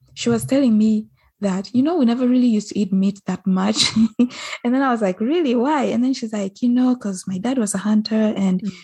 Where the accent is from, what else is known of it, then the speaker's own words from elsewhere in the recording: Uganda; I might be Ugandan